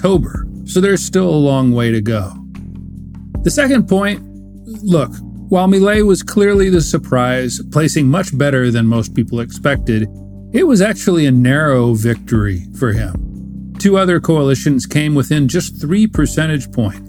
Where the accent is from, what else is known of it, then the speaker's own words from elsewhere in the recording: United States; as an American